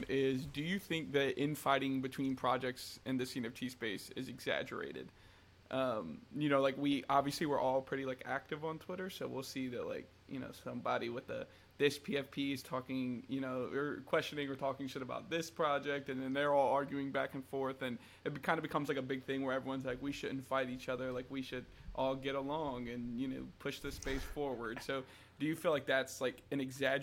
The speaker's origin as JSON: {"language": "English", "region": "North Carolina", "country": "United States", "tie": "born or raised there", "said": "I was born and raised in North Carolina my whole life"}